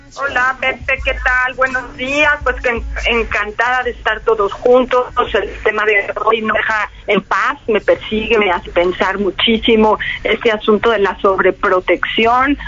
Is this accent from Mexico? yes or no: yes; Mexico; como mexicana como mexicanos